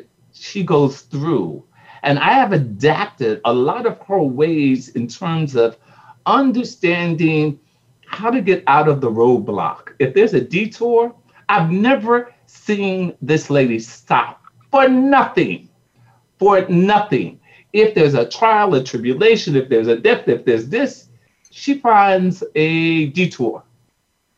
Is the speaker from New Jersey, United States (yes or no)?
yes; Newark, New Jersey, United States; we're from Newark, New Jersey